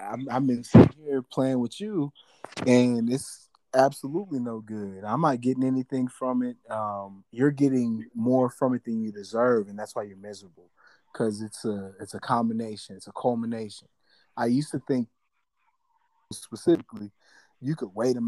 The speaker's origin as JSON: {"language": "English", "town": "St. Louis", "region": "Missouri", "country": "United States", "said": "I'm from St. Louis, Missouri"}